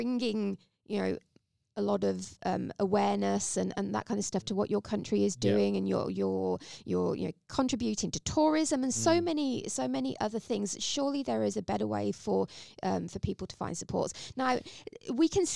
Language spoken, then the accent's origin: English; England, United Kingdom; now in Australia; As an English person that came to Australia